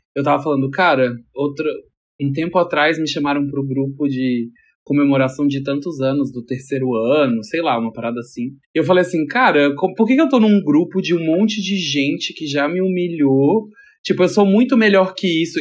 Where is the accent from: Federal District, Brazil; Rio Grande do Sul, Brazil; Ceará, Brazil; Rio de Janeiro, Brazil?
Federal District, Brazil; Brasília; moved away as an adult; now in São Paulo, Brazil; sou natural de Brasília, mas eu moro em São Paulo faz uns 7 anos. Vim pra cá pra trabalhar